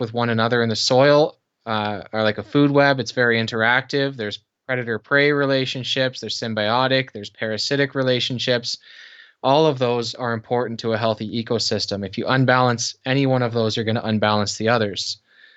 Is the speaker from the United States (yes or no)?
no; Canada; also born or lived in Kitchener, Ontario; I am Canadian, live in Kitchener, Ontario.